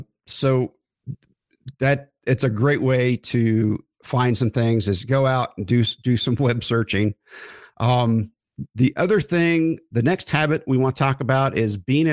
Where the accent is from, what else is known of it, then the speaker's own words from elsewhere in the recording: Oklahoma, United States; I grew up in Oklahoma, with, you know, middle income family and things I felt like we couldn't do.